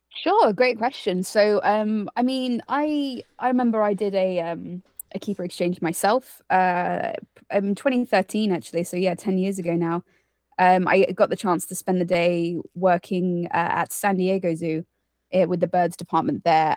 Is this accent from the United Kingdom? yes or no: yes; United Kingdom; also born or lived in Costa Rica; I'm from the U K, as, uh, you can probably tell by my accent